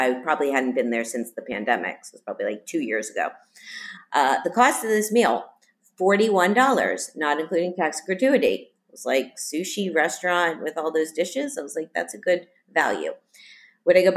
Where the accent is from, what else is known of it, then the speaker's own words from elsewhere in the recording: Miami, Florida, United States; moved away; Miami, which is my hometown